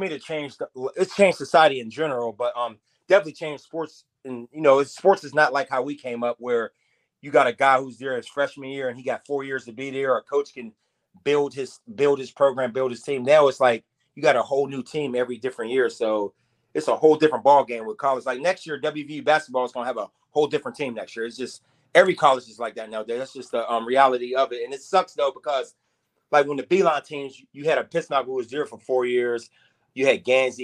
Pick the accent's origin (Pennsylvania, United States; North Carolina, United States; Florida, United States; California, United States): Pennsylvania, United States; Pittsburgh; I'm from Pittsburgh